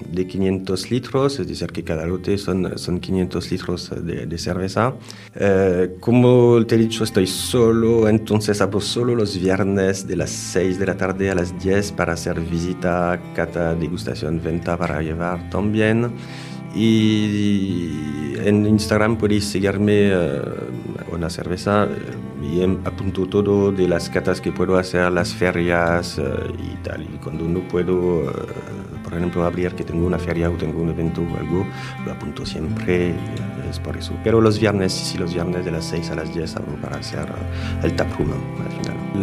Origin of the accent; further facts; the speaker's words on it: France; Spanish is a second language; moved away as an adult; now in Cambrils, Spain; Soy francés, tengo 44 años